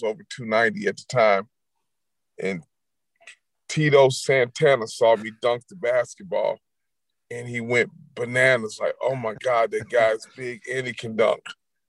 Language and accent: English; Detroit, Michigan, United States; moved away; also born or lived in Indianapolis, Indiana; I grew up in Detroit